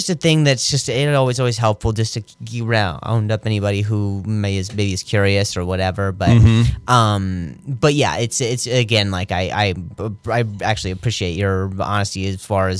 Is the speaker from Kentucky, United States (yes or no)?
no; Las Vegas, Nevada, United States; also born or lived in Indianapolis, Indiana; I grew up in Vegas